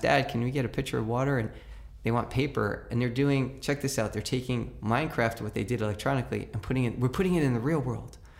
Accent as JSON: {"language": "English", "town": "New York City", "region": "New York", "country": "United States", "tie": "born or raised there", "said": "When I grew up in New York City, every mother and every grandmother on the block had a right to chastise you"}